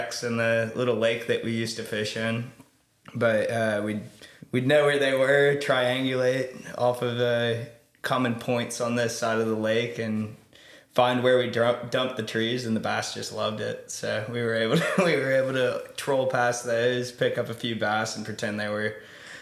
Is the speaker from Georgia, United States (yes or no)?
yes; Atlanta, Georgia, United States; I grew up in Atlanta, Georgia.